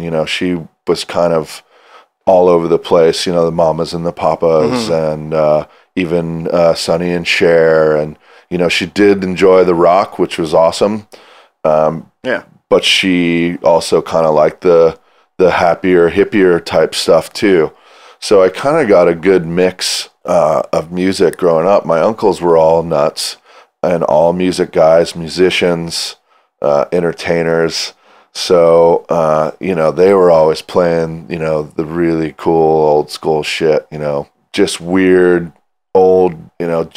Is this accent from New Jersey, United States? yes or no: no; Colorado, United States; moved away as an adult; also born or lived in East Coast / Florida / Hawaii; now in Pacifica, United States; So I spent my adolescence between Hawaii and Colorado, where I moved when I was 10 years old. So I grew up in Colorado